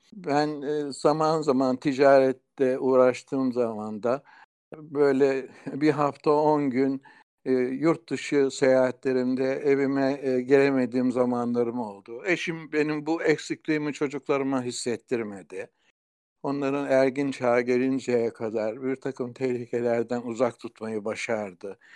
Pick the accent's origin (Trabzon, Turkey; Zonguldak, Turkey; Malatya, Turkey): Zonguldak, Turkey; Kozlu; also born or lived in Bartın; Kozlu'da doğduktan sonra Kozlu'daki Atatürk İlkokulu'nda ilkokulu okudum.